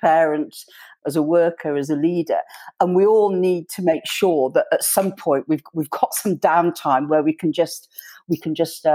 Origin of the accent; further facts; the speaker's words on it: Yorkshire and the Humber, United Kingdom; as a Yorkshire woman